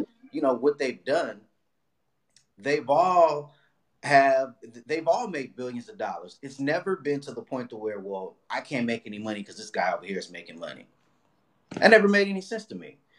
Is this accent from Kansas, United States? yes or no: no; Los Angeles, California, United States; also born or lived in Inglewood, California; I grew up in Watts, right across the street from the Nickerson Gardens